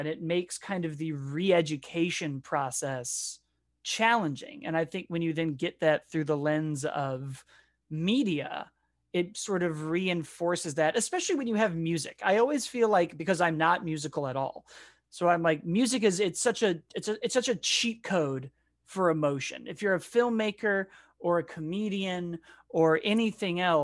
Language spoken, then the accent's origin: English; Chicago, Illinois, United States; I grew up in Chicago